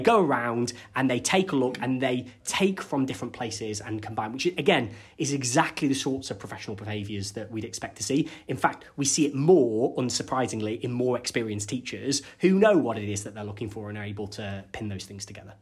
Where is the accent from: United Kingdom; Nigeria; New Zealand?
United Kingdom; Cumbria, North West England; I'm from Cumbria, and we have lots of very small rural primary schools